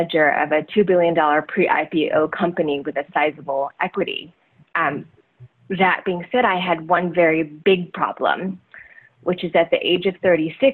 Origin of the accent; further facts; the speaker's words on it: Taiwan; also born or lived in Southeast Asia; now in United States; growing up in Taiwan and then, you know, Southeast Asia and then coming over to the United States.